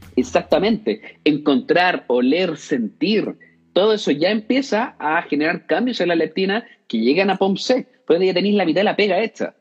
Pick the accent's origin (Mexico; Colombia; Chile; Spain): Chile; Concepción, Biobío; Yo soy de Concepción